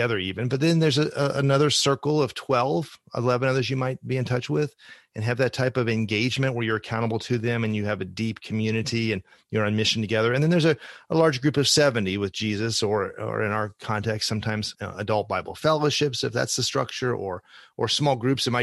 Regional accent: Ohio, United States; one church that I have some experience with growing up in Ohio

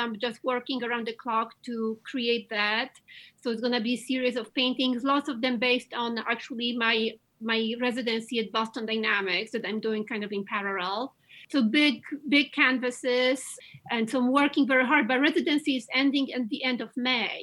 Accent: Łódź, Łódź Voivodeship, Poland; English is a second language; moved away as an adult; now in United States; growing up in Eastern Europe and in communism, and especially the city I come from, Łódź, in Poland.

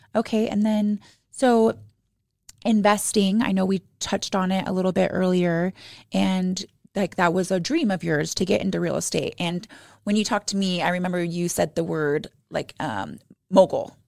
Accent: Arizona, United States; now in Utah, United States; I was raised in Arizona

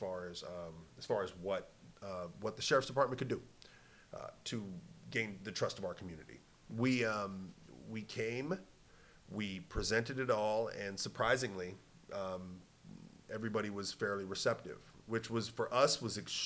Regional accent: Snohomish, Washington, United States; I am from Snohomish, Washington

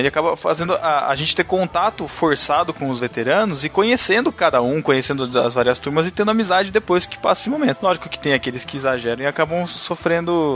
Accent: Botucatu, São Paulo, Brazil; eu sou de Botucatu, eu fiz faculdade aqui mesmo

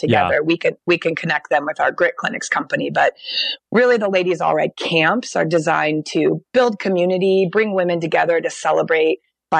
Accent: Portland, Oregon, United States; now in Bend, United States; I grew up in Portland, mm-hmm. But I now live in Bend, which is more of a mountain town

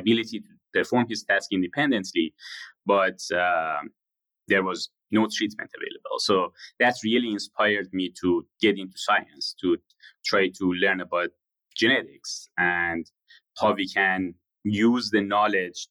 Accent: Shiraz, Fars, Iran; moved away; I was born in Shiraz in Iran to a middle-class family.

